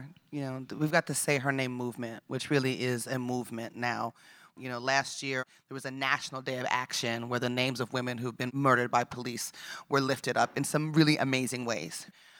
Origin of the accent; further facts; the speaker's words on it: Las Vegas, Nevada, United States; also born or lived in Los Angeles; now in Oakland, United States; I was born and raised in Las Vegas. Back then, it was a very small town. You get anywhere in minutes. Very segregated town, right?